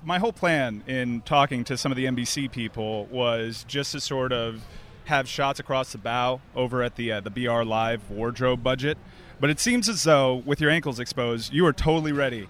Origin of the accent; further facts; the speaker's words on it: United States; I'm an American